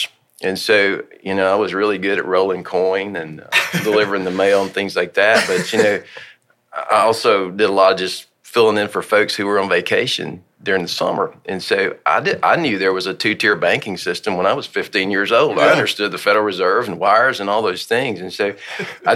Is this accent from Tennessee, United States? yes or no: yes; Hohenwald, Tennessee, United States; also born or lived in Murfreesboro, Tennessee; I grew up in Middle Tennessee